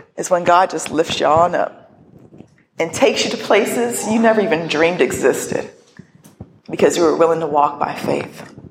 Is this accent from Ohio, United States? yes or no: yes; northern Ohio, United States; now in Pittsburgh, United States; I grew up in Ohio. I really never left northern Ohio.